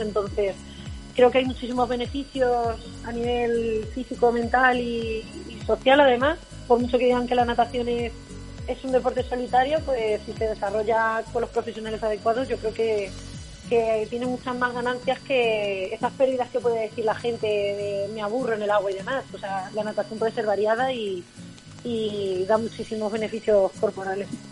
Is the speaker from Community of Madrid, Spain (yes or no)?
no; Valdepeñas, Castilla-La Mancha, Spain; en mi pueblo, que soy de Valdepeñas, de Ciudad Real